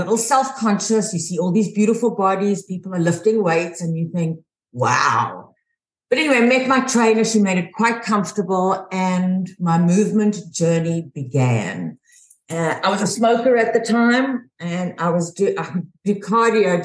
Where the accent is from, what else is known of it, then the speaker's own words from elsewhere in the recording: South Africa; moved away as an adult; also born or lived in Houston, Texas; now in United States; I'm originally from South Africa